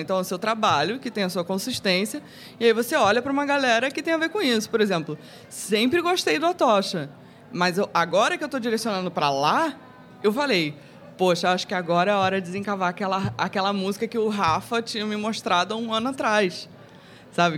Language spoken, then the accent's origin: Portuguese; Rio de Janeiro, Brazil; Eu cresci na Zona Sul Carioca